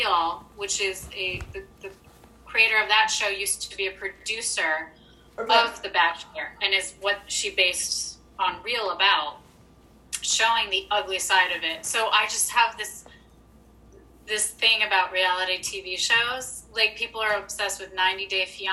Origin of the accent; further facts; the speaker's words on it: Chicago, Illinois, United States; moved away; I'm from Chicago